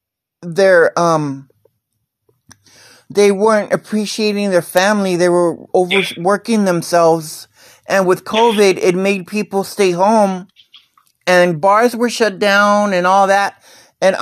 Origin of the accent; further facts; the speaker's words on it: Texas, United States; I love Texas. I've got my family here. I've got my...